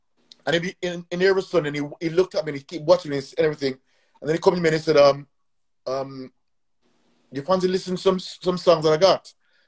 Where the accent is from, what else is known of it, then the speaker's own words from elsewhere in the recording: Gloucester, South West England, United Kingdom; You know, I come from Gloucester, you know. We still have to fight our way because at the end of the day, we still were the minority there as blacks.